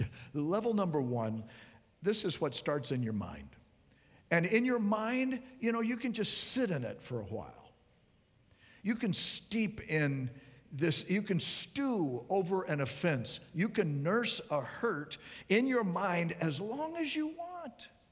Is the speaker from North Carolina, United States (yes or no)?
no; Miami, Florida, United States; I'm from Miami